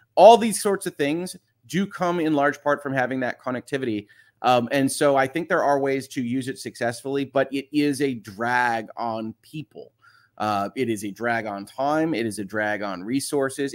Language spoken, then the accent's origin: English; United States; I'm an American lawyer